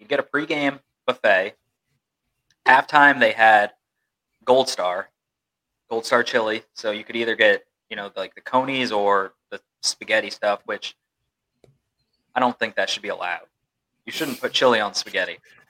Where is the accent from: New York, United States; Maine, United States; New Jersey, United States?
Maine, United States; born or raised there; moved away